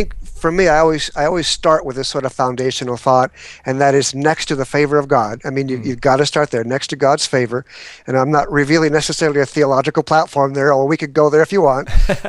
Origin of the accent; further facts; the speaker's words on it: San Diego, California, United States; now in Atlanta, United States; Well, I'm a transplant from San Diego, and I've been in Atlanta, Georgia now 17 years